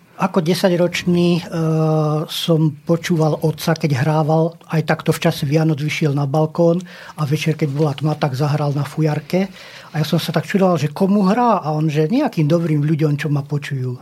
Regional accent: Očová, Banská Bystrica Region, Slovakia; ja som sa narodil priamo na Očovských lázoch v horách Poľany

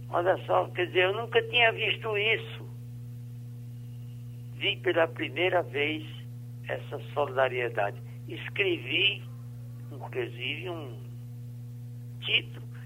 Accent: Currais Novos, Rio Grande do Norte, Brazil; Sou de Currais Novos, se nasci no município de Currais Novos, 25 anos, no sítio Santa Rita.

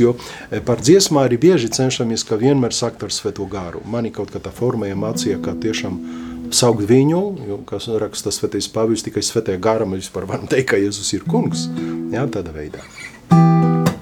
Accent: Lublin, Lublin Voivodeship, Poland; now in Latvia; Ljublinā, jā, Polijā, no kurienes es esmu

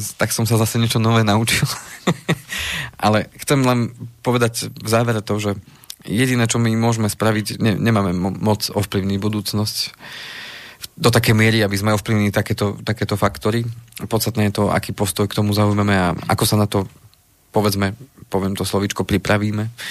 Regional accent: Slovenská Ľupča, Banská Bystrica Region, Slovakia; tam, odkiaľ pochádzam zo Slovenskej Lúbče

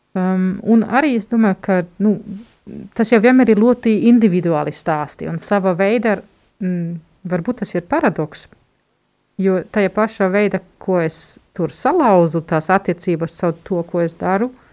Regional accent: Germany; moved away; Esmu vāciete.

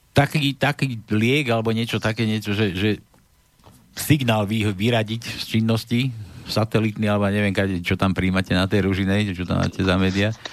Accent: Trenčín, Trenčín Region, Slovakia; now in Banská Bystrica, Slovakia; Ja inak pochádzam z Trenčína, ale bývam už dlho v Banskej Bystrici

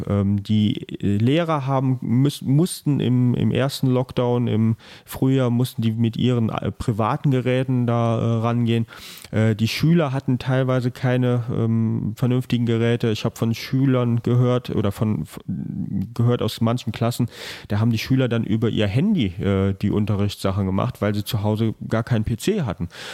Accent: Rhineland-Palatinate, Germany; bei uns in Rheinland-Pfalz

